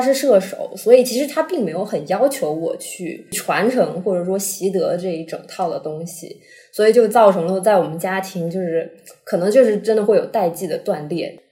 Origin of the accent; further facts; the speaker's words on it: Shenzhen, Guangdong, China; moved away as an adult; also born or lived in Chaoshan; 按照我在哪里生活的时间最长，以及我在哪里长大的，哦，那我是个深圳人